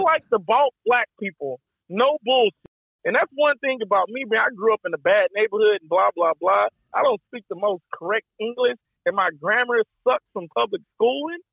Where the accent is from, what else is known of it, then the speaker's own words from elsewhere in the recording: Texas, United States; I'm from Texas, baby. You know, we like to shoot shit over there